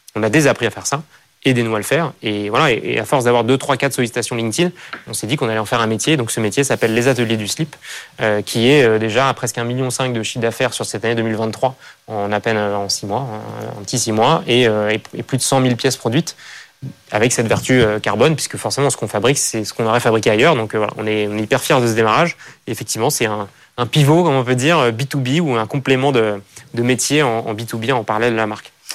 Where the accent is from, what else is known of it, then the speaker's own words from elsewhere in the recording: France; je suis attaché à, voilà, à, mon environnement, là où j'ai grandi, et à cette idée que c'est voilà, un pays magnifique